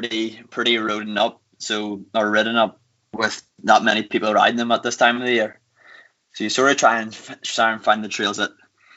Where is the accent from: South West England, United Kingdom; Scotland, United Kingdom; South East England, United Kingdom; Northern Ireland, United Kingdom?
Northern Ireland, United Kingdom; Newcastle; I'm from Newcastle, actually.